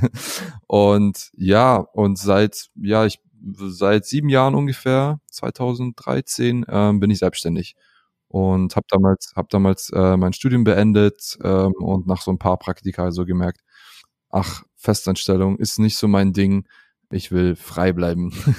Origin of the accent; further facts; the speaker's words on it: Southern Germany, Germany; Ich bin aber in, äh, im Süden geboren, äh, in Süddeutschland.